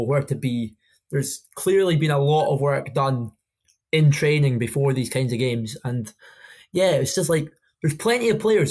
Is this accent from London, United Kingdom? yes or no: no; Inverness, Scotland, United Kingdom; When I was growing up in Inverness